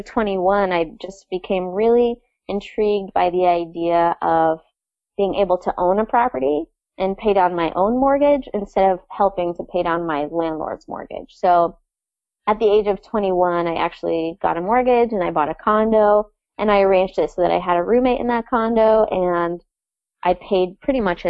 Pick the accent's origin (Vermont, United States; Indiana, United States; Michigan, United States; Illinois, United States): Vermont, United States; North Hero; also born or lived in New York City / Essex Junction; I grew up in North Hero, which is one of the Lake Champlain Islands.